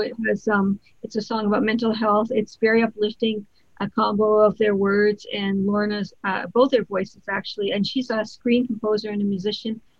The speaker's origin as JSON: {"language": "English", "country": "Canada", "said": "as a Canadian"}